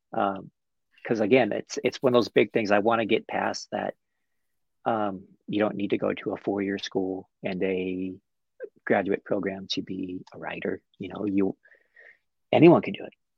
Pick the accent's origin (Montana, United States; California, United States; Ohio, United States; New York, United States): Montana, United States; Butte; my hometown. um, which is Butte, Montana